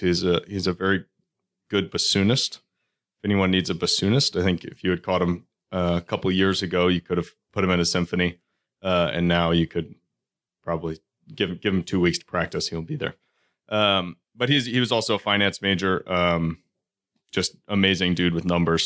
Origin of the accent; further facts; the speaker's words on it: Houston, Texas, United States; now in Baltimore, United States; We grew up in Houston together.